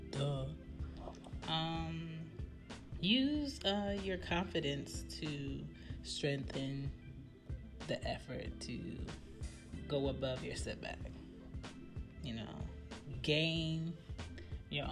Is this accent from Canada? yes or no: no; Jamaica; I'm Jamaican